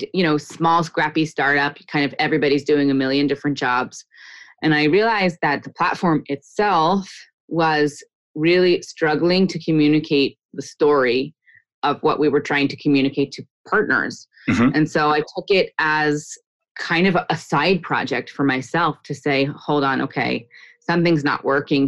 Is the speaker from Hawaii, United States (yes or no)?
no; New Jersey, United States; moved away as an adult; also born or lived in Boston; now in Israel; Grew up in New Jersey, went to college in Boston